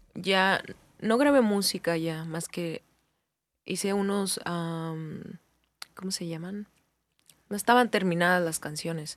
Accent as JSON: {"language": "Spanish", "town": "Hermosillo", "region": "Sonora", "country": "Mexico", "said": "soy de Hermosillo"}